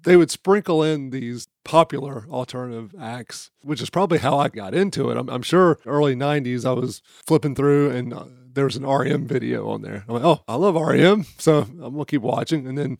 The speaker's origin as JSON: {"language": "English", "town": "Dunn", "region": "North Carolina", "country": "United States", "tie": "born or raised there", "said": "Growing up in Dunn, North Carolina, we were about an hour away from Raleigh."}